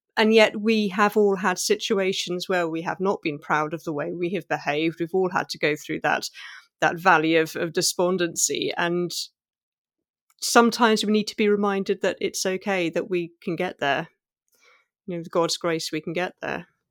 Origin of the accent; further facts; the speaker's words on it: England, United Kingdom; growing up in England as an immigrant